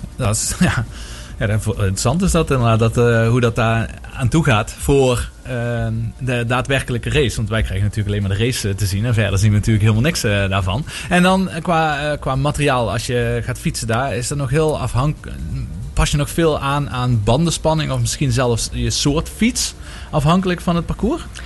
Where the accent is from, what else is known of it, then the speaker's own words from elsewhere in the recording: Maastricht, Limburg, Netherlands; als echte Maastrichtenaar